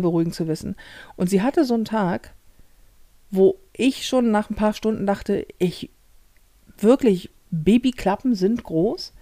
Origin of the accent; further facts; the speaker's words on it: Hamburg, Germany; ich Hamburger bin und als Hamburger sprichst